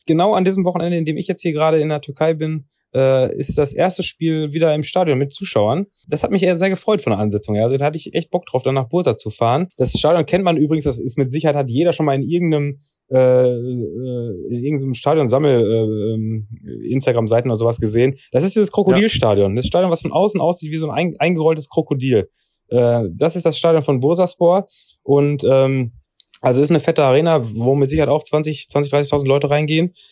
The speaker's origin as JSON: {"language": "German", "country": "Germany", "said": "als Deutscher"}